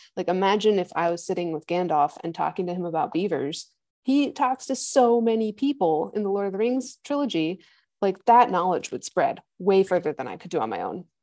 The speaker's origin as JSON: {"language": "English", "region": "Midwest", "country": "United States", "tie": "born or raised there", "also_born_or_lived": "Rocky Mountains (PhD)", "moved": "as an adult", "said": "I grew up in the Midwest, which is like flat corn land"}